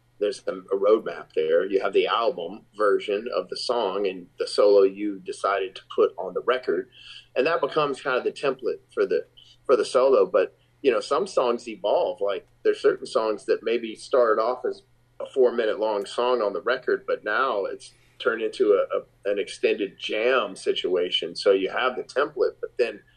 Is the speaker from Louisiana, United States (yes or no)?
yes; Shreveport, Louisiana, United States; the very first show of the tour in my hometown in Shreveport, Louisiana